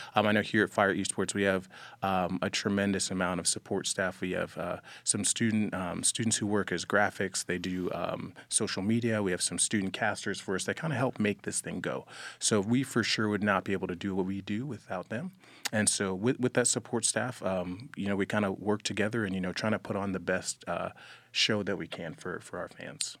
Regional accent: Jacksonville, Florida, United States; moved away as an adult; I'm originally from Jacksonville, Florida. Um, I've, I've lived there for about over, over twenty years.

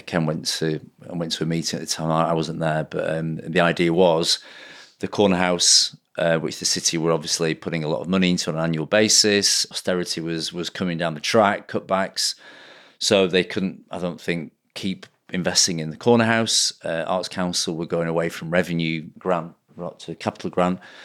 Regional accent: Blackburn, North West England, United Kingdom; also born or lived in Manchester; my hometown of Blackburn

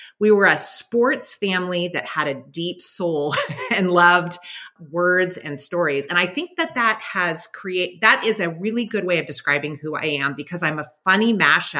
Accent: San Diego, California, United States; now in Central Virginia, United States; I grew up in San Diego, which is gorgeous weather

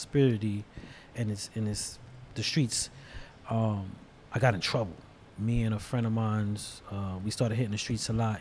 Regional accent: New York City, New York, United States; I grew up predominantly in Brooklyn, Bushwick, New York.

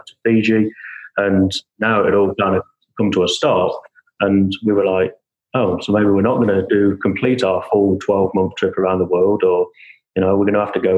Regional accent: England, United Kingdom; also born or lived in San Antonio, United States; now in United States; So I'm originally from England, and I moved over to the US some 20 years ago now

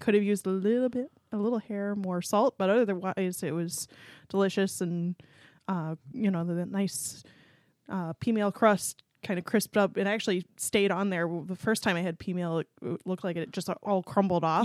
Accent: Pennsylvania, United States; moved away as an adult; I'm from Pennsylvania and uh, went to University of Pittsburgh

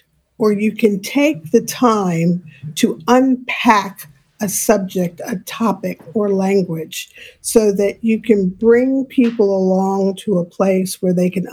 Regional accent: New York City, New York, United States; I grew up in New York City.

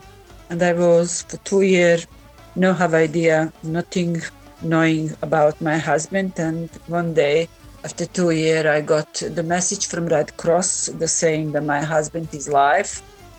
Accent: Bosnia & Herzegovina; English is a second language; moved away as an adult; now in United Kingdom; I came from Bosnia. I couldn't speak English language at all.

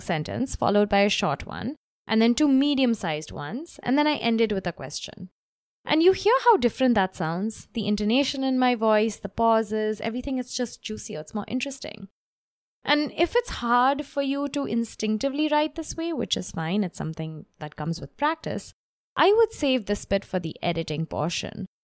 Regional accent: Mumbai, Maharashtra, India; now in New York, United States; I live in New York at the moment, but I grew up in Bombay

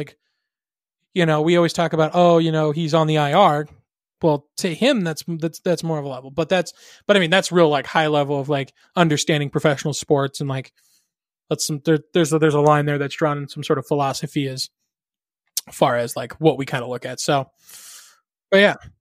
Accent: Arizona, United States; my home state, the great state of Arizona

